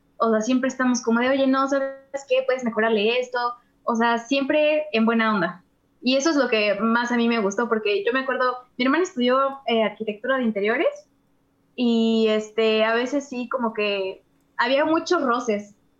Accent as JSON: {"language": "Spanish", "town": "Texcoco", "region": "State of Mexico", "country": "Mexico", "said": "Yo no vivo en la Ciudad de México, o sea, yo soy de Texcoco"}